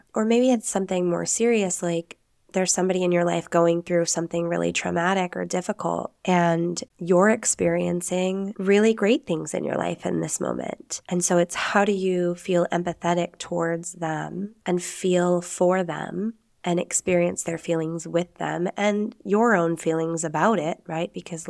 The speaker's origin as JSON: {"language": "English", "country": "Spain", "accent": "Castilian", "said": "Oh yeah, you're going to hear my castellano accent as well when I say Spanish words, which you Americans know as a lisp. It's real Spanish, people."}